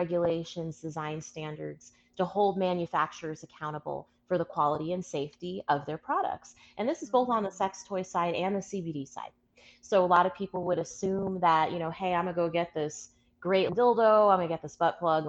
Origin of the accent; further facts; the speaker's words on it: Aurora, Colorado, United States; I'm originally from Aurora, Colorado